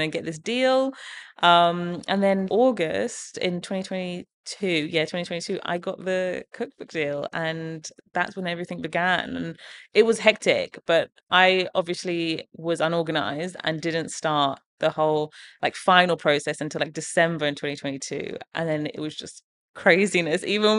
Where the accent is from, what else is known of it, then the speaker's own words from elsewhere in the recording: England, United Kingdom; even some of the recipes that I have from growing up in England are in there.